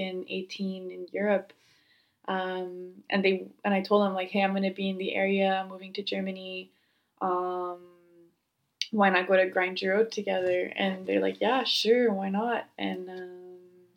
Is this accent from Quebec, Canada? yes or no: yes; Montreal, Quebec, Canada; moved away; I'm from Montreal, Canada